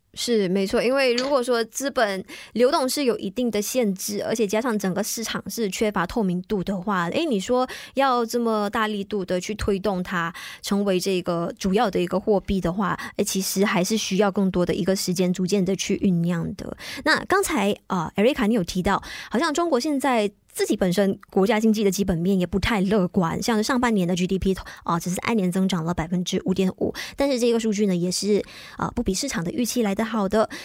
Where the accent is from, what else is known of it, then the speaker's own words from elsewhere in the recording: Malaysia; 但是我们作为大马人